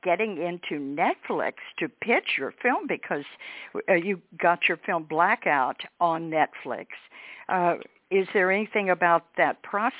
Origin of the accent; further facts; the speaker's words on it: Texas, United States; growing up in Texas.